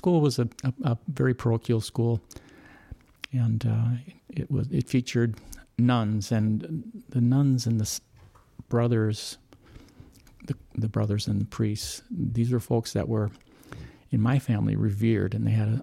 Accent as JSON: {"language": "English", "town": "St. Paul", "region": "Minnesota", "country": "United States", "tie": "born or raised there", "said": "I was born in St. Paul, Minnesota"}